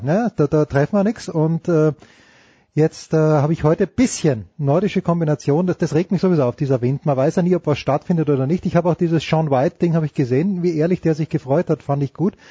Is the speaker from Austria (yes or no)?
yes; Austria; wir Österreicher